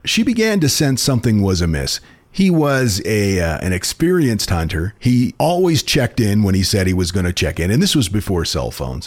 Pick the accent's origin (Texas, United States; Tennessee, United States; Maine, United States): Maine, United States; Houlton; Autumn was a magical time of year in my hometown of Holton, which is less than a mile from the Canadian border